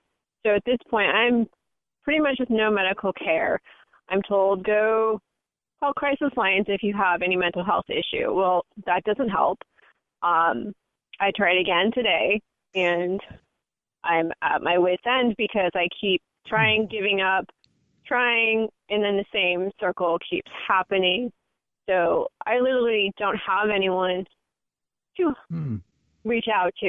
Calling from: Northern California, United States; I'm calling from Northern California.

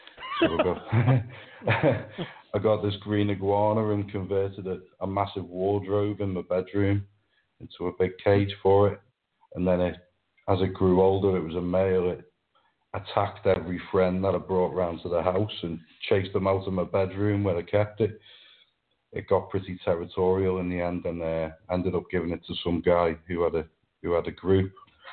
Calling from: Wirral, North West England, United Kingdom; Well, I'm just across the River Mersey. It's a little peninsula called the Wirral. So just across the Mersey from Liverpool.

